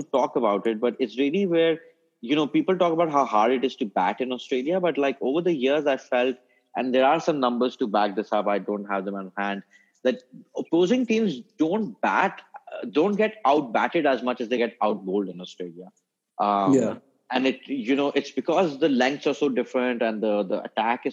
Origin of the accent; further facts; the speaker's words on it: Pakistan; moved away as an adult; now in United Kingdom; I was born in this country